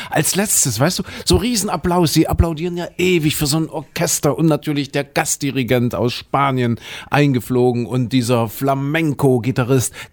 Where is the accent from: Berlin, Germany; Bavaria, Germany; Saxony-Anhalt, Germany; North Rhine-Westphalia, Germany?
Saxony-Anhalt, Germany; Köthen; Meine alte Heimat Dessau. Ich komme ja aus Kuhköthen äh, und das ist ja 20, 15 Autominuten von Dessau entfernt.